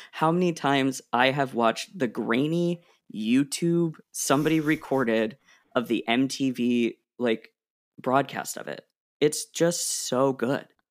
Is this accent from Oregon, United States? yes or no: yes; Oregon, United States; moved away; I grew up in Oregon